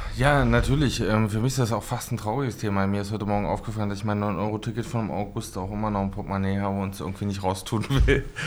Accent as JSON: {"language": "German", "region": "Harz", "country": "Germany", "moved": "yes", "lives_now": "Magdeburg, Germany", "said": "eigentlich komme ich aus dem Harz"}